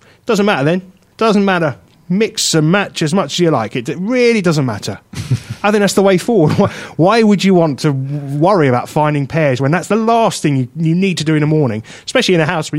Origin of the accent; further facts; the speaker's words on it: United Kingdom; with us being British